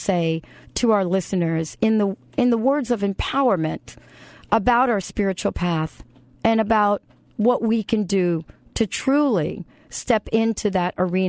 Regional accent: New York, United States; I'm from New York

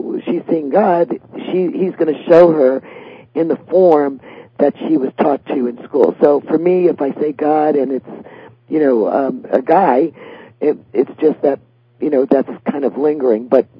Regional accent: Staten Island, New York, United States; So, well, I grew up by the Staten Island Ferry Terminal.

